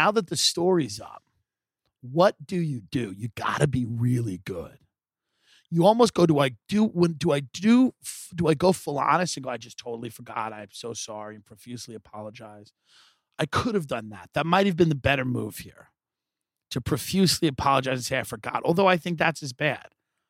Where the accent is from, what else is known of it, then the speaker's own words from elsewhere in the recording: Long Island, New York, United States; now in Los Angeles, United States; I'm clearly from Long Island. I'm clearly from New York.